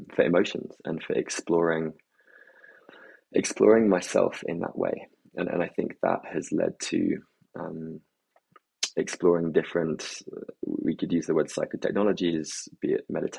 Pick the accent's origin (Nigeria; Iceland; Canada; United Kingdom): United Kingdom; England; growing up in England as well